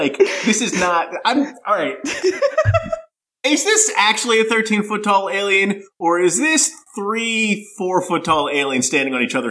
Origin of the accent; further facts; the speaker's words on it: United States; as an American